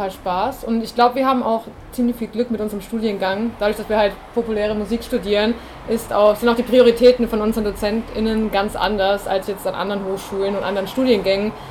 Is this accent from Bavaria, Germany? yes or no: yes; Bavaria, Germany; Man kommt in eine neue Stadt. Ähm, ich komme aus Bayern ursprünglich, wie man vielleicht hören kann, ich weiß es nicht.